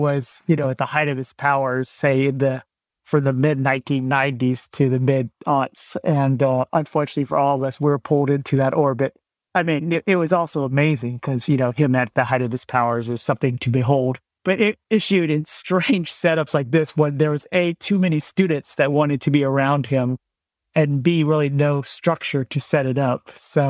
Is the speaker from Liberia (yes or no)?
no; Vietnam; now in United States; Our family had some initial run-in with the church because we're Vietnamese immigrants. We came in 1975 at the end of the Vietnam War.